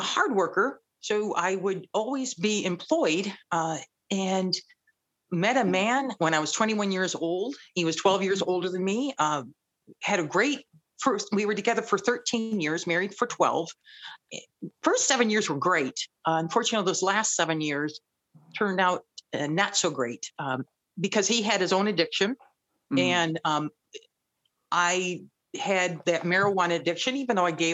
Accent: Belleville, Michigan, United States; also born or lived in Ypsilanti, Michigan; I was born and raised in Belleville, Michigan.

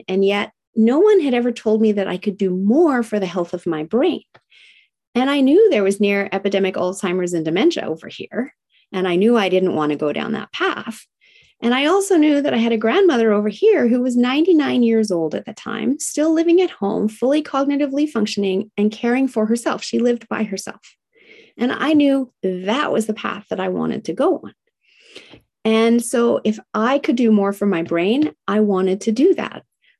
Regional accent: Tokyo, Japan; And I was raised in Tokyo, Japan in the 1970s, during the height of manufacturing plants spewing out toxins.

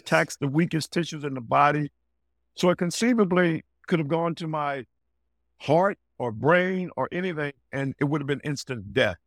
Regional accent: Greensboro, North Carolina, United States; moved away; growing up in Greensboro, North Carolina

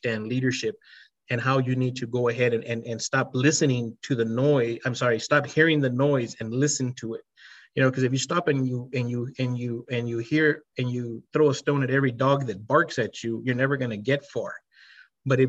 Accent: El Paso, Texas, United States; I was from El Paso, Texas, and Hispanic

